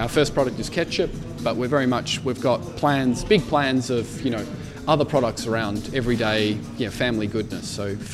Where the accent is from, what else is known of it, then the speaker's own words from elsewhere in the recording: Albury, New South Wales, Australia; now in Switzerland; my parents in Albury, my brothers in Melbourne, you know, all of the family back home